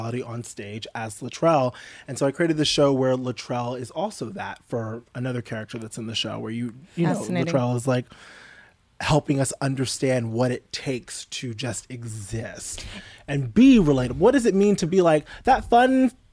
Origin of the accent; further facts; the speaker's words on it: New York, United States; I'm from New York